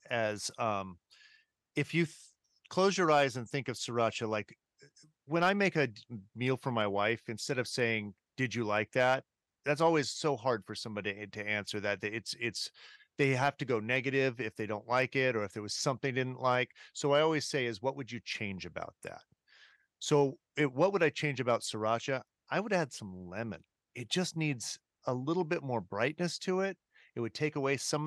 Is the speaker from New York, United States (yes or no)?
no; Riverside, California, United States; I grew up in Southern California